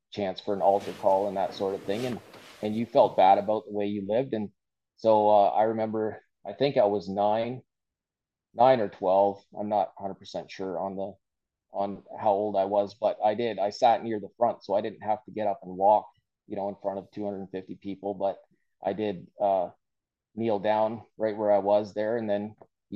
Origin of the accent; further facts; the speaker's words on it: Aylmer, Ontario, Canada; I grew up in the German Church of God in Elmer my whole life.